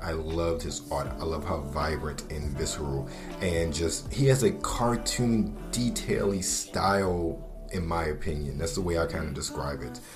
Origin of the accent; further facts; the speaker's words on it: Baltimore, Maryland, United States; moved away; a kid growing up in Baltimore City at the time